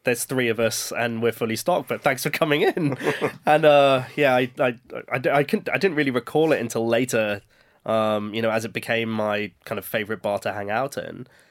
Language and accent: English; Birmingham, West Midlands, United Kingdom; growing up in Birmingham, where we were exposed to a lot of different cultures